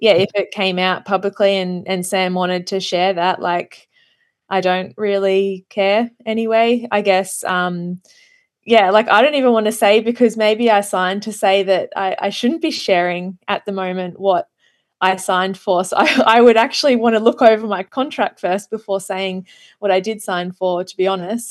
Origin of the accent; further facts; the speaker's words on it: Australia; as an Australian being, living down here